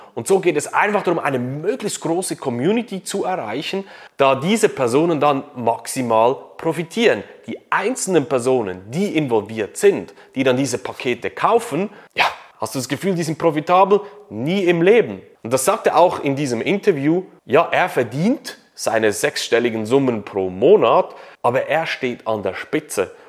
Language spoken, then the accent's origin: German; Switzerland; bei uns in der Schweiz